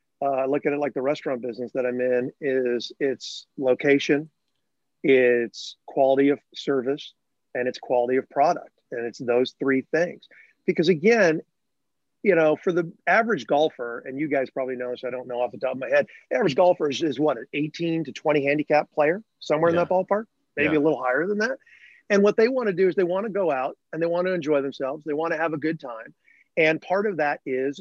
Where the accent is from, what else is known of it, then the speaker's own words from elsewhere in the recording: Northbrook, Illinois, United States; growing up in Northbrook, Illinois, near Chicago